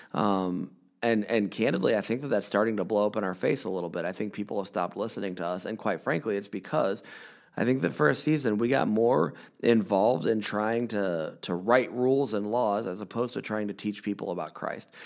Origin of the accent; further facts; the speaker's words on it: United States; I am a, a white man born in America. Uh, I've lived in America my entire life.